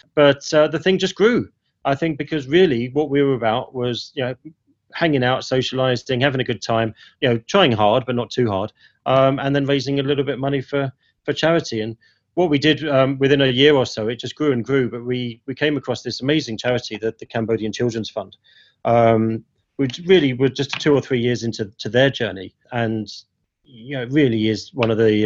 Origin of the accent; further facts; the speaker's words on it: Ilford, London, United Kingdom; now in Hong Kong; growing up in Ilford